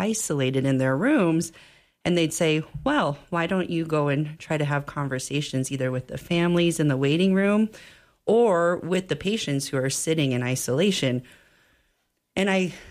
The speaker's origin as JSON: {"language": "English", "region": "rural Montana", "country": "United States", "tie": "born or raised there", "said": "I grew up in rural Montana"}